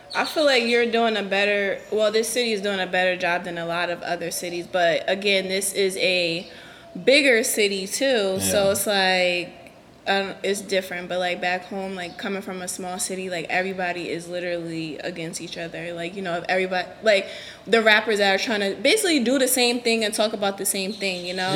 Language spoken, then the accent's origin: English; New Haven, Connecticut, United States; I'm from New Haven, like where I grew up at is like that's my neighborhood